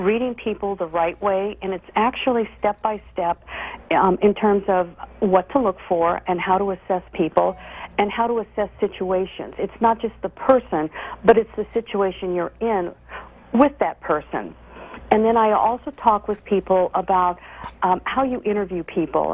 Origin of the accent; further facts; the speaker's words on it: Midwest, United States; I grew up in the Midwest